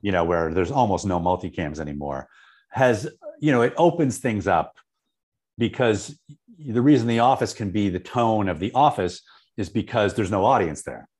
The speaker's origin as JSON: {"language": "English", "town": "Syracuse", "region": "New York", "country": "United States", "tie": "born or raised there", "moved": "as an adult", "said": "I grew up in Syracuse"}